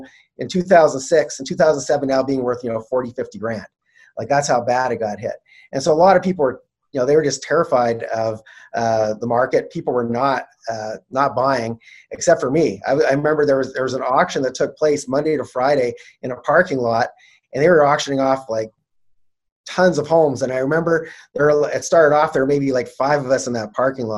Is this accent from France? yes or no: no; Canada; I'm Canadian